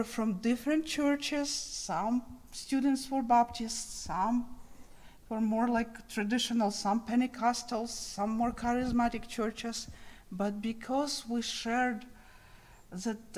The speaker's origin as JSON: {"language": "English", "region": "Kyiv", "country": "Ukraine", "tie": "born or raised there", "moved": "yes", "said": "So I was born in Ukraine. I'm from the capital of Ukraine."}